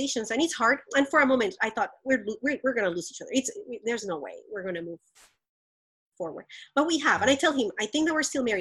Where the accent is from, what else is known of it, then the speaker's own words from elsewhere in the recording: Colombia; moved away; I grew up very privileged in Colombia